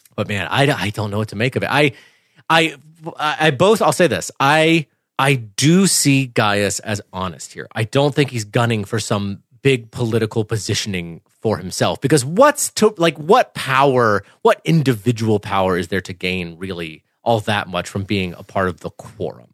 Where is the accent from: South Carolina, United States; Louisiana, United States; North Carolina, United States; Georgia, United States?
South Carolina, United States; Clemson; I grew up in Clemson, Clemson, South Carolina